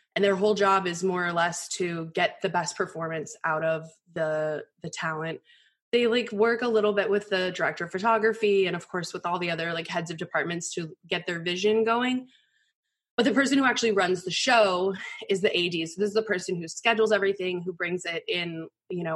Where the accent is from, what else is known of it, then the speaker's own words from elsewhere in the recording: Colorado, United States; I grew up in Colorado